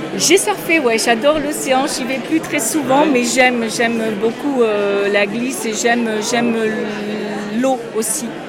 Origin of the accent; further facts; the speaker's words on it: Landes, Nouvelle-Aquitaine, France; je suis landaise, effectivement, née dans les Landes et, euh, je m'y sens bien et j'y suis toujours